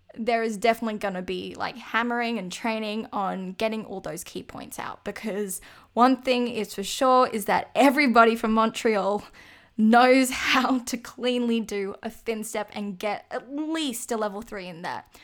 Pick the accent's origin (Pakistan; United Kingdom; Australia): Australia; me as an Australian